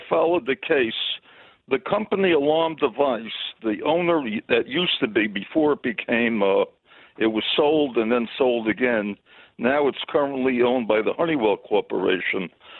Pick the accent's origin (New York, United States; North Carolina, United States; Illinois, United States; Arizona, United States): New York, United States; New York City; now in Indianapolis, United States; I'm in Indianapolis. I love your show. I'm from Crown Heights